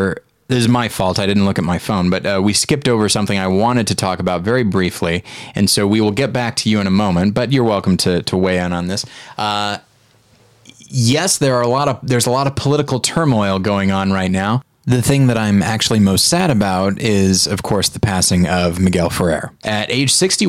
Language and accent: English; South Africa; I grew up. Yeah. Isn't that weird? And I worked hard to get rid of that accent, and this is where I arrived somehow.